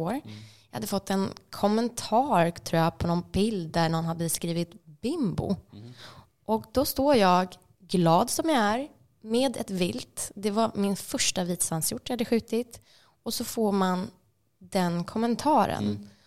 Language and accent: Swedish; Stockholm, Stockholm County, Sweden; Men på grund av att man då säger att oh, jag är från Stockholm